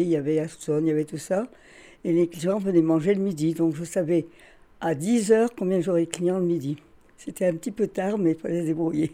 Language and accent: French; Carvin, Hauts-de-France, France; je suis née à Carvin le 3 novembre 1929.